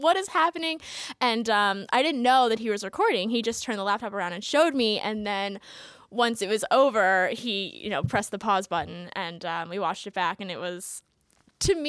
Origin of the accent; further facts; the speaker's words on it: Long Island, New York, United States; moved away as an adult; now in Scranton, United States; I'm from Long Island originally. So my parents live in Long Island